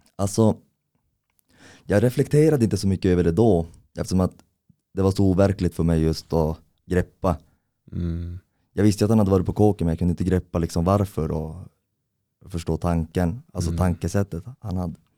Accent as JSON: {"language": "Swedish", "town": "Kiruna", "region": "Norrbotten County", "country": "Sweden", "tie": "born or raised there", "said": "jag är uppvuxen här i Kiruna"}